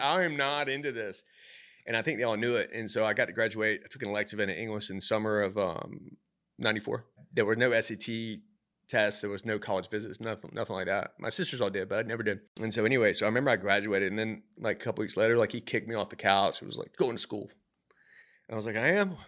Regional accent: Myrtle Beach, South Carolina, United States; also born or lived in New York / Mexico City / Washington, D.C. / Philadelphia; now in Charlotte, United States; I'm originally from Myrtle Beach

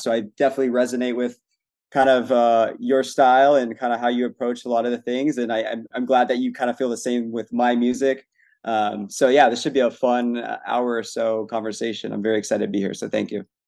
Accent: Arizona, United States; I'm from Arizona too

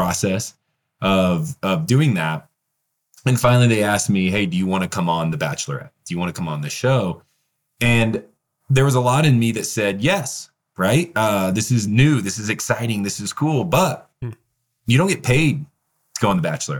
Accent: Northern Indiana, United States; also born or lived in Peru; I'm from the Midwest. I'm from Northern Indiana.

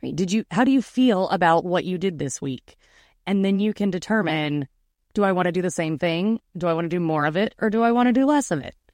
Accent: Atlanta, Georgia, United States; I am from Atlanta. I still live in Atlanta. I've grown up here

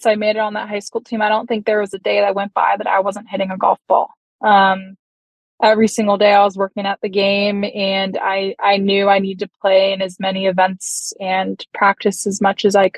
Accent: Hobe Sound, Florida, United States; the Hope Sound event, which is in my hometown

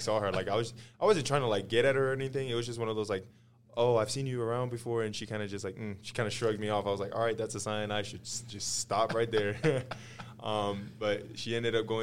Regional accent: San Diego, California, United States; moved away as an adult; now in Salt Lake City, United States; Growing up in San Diego, there's a station called 92.5, Magic 92.5. I used to listen to all the time with my parents

